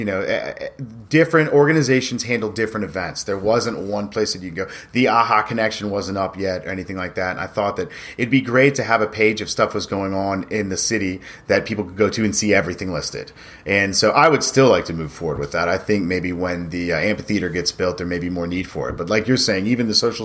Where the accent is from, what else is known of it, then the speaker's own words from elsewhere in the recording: Dunwoody, Georgia, United States; now in Berkeley Lake, United States; My parents live in Vermac. So that I grew up in Vermac, and then we moved into a house that was right off Peachtree Dunwoody